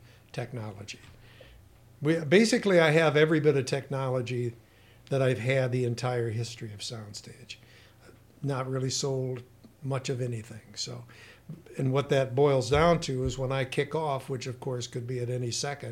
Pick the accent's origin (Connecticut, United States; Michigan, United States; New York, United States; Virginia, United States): Michigan, United States; Battle Creek; now in Climax, United States; I grew up in the southern Battle Creek area. I went to Harper Creek school system the entire, years in school. Grew up on a farm. I was born on 6.5 Mile